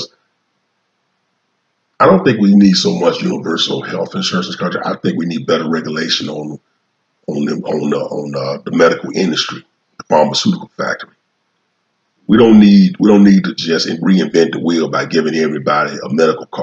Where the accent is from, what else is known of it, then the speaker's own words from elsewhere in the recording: United States; I am American. I live here. I pay taxes here. That's all I know is America.